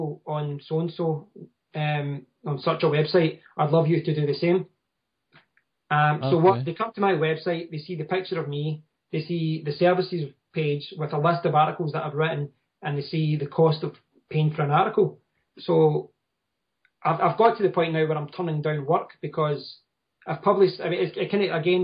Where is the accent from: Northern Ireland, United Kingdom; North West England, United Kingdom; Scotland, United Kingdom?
Scotland, United Kingdom; I'm from Scotland.